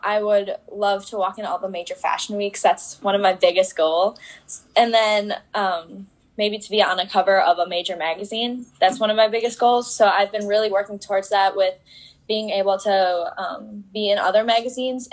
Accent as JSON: {"language": "English", "area": "Fox Valley", "region": "northern Wisconsin", "country": "United States", "said": "I'm from Wisconsin. I'm part of northern Wisconsin in the Fox Valley"}